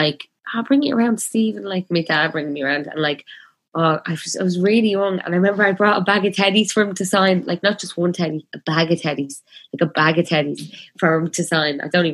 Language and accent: English; Belfast, Northern Ireland, United Kingdom; growing up in Belfast, like during the Troubles, like it's like, you know, that feeling of like being a 6-year-old and having such a weight of the world on your shoulders